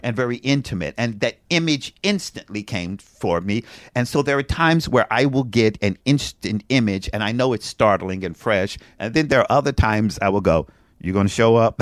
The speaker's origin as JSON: {"language": "English", "town": "Frankfort", "region": "Kentucky", "country": "United States", "tie": "born or raised there", "moved": "yes", "said": "I'm from Frankfort, Kentucky"}